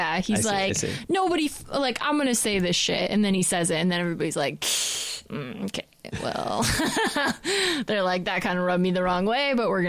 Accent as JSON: {"language": "English", "country": "United States", "said": "I'm from America. I'm a trash ass American."}